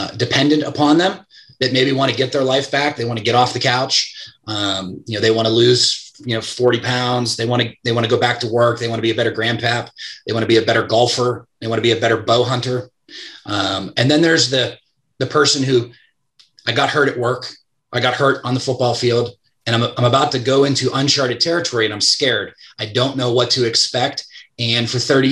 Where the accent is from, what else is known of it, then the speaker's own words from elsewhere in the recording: Pittsburgh, Pennsylvania, United States; I'm from Pittsburgh.